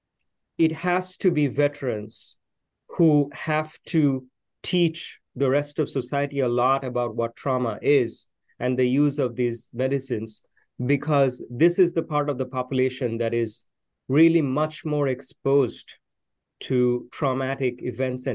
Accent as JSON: {"language": "English", "town": "Kolkata", "region": "West Bengal", "country": "India", "tie": "born or raised there", "moved": "as an adult", "lives_now": "Austin, United States", "said": "I was born in the city of Calcutta"}